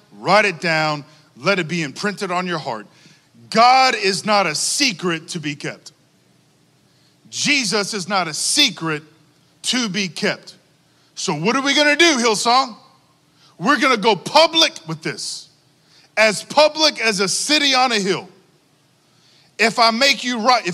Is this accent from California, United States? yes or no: no; Texas, United States; I'm from Texas